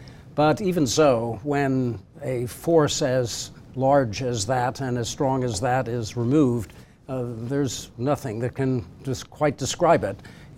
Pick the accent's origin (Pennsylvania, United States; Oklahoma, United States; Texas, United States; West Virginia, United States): Texas, United States; also born or lived in New Jersey; I was born in New Jersey, but my family moved to Texas in 1948